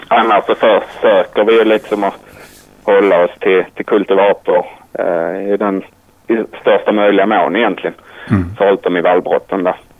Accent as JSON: {"language": "Swedish", "area": "near Ystad", "region": "Skåne", "country": "Sweden", "tie": "born or raised there", "moved": "yes", "lives_now": "Tumba, Sweden", "said": "Jag är uppvuxen nära Ystad, så långt ner som möjligt i princip"}